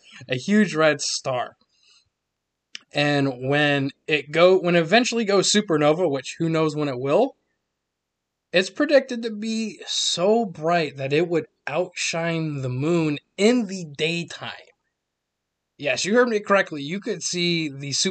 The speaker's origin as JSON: {"language": "English", "town": "Nashville", "region": "Tennessee", "country": "United States", "tie": "born or raised there", "said": "Nashville, Tennessee, which is my hometown"}